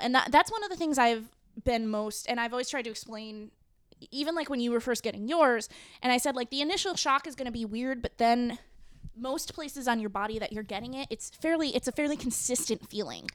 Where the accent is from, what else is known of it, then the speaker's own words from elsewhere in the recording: New England, United States; moved away; I am from New England